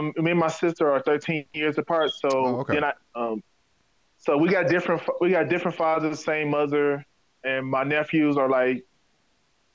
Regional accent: Detroit, Michigan, United States; I'm born and raised in Detroit.

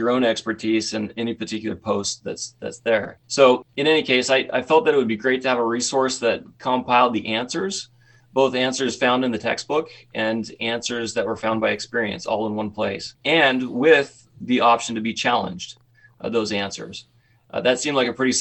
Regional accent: Southeast Idaho, United States; I grew up in Southeast Idaho.

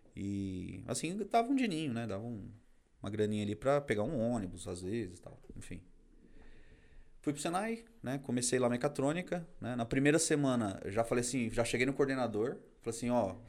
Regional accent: Carapicuíba, São Paulo, Brazil; also born or lived in Barueri; Eu sou da região aqui, na verdade, eu nasci em Barueri, mas cresci minha vida inteira em Carapicuíba

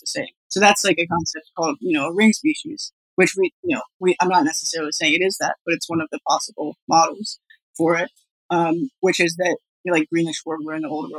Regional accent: Colorado, United States; I'm from Colorado

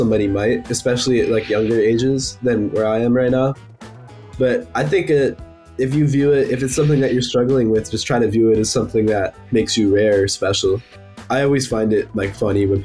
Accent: New York City, New York, United States; I'm from Brooklyn, New York.

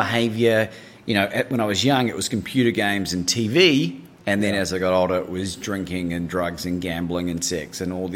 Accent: New Zealand; moved away as an adult; also born or lived in Christchurch, New Zealand / Bangkok, Thailand / Melbourne, Australia / United Kingdom; Growing up in New Zealand

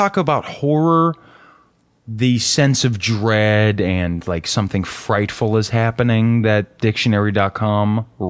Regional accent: the South, United States; Or, excuse me, I'm from the South, so a mess about

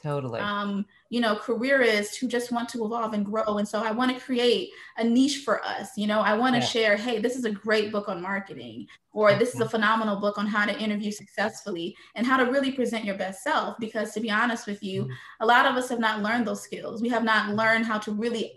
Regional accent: St. Louis, Missouri, United States; moved away as an adult; also born or lived in Haiti; now in Fort Lauderdale, United States; I was born in Haiti, but I was raised in St. Louis, Missouri

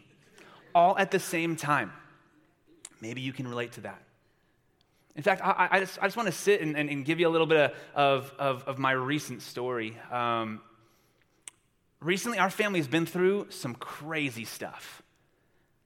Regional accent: Long Beach, California, United States; I am from Long Beach, California

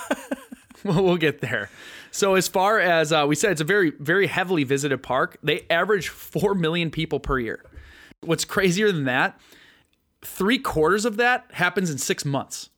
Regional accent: Wisconsin, United States; We're from Wisconsin

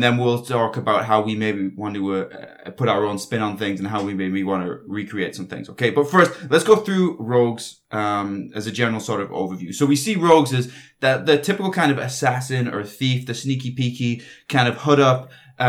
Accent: United Kingdom; I'm not foreign. I'm British.

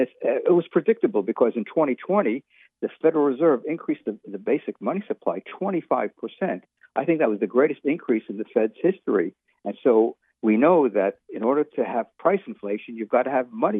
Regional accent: New York City, New York, United States; When I was growing up in the United States, in New York City in the 1950s and 60s

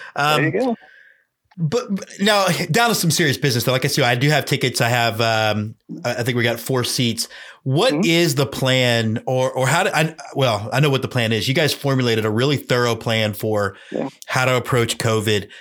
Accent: Houston, Texas, United States; also born or lived in Austin; I'm a Houston kid growing up

